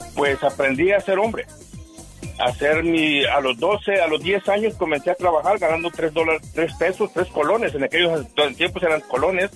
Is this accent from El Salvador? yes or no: yes; Chalatenango, El Salvador; now in Omaha, United States; Yo nací en El Salvador, Chalatenango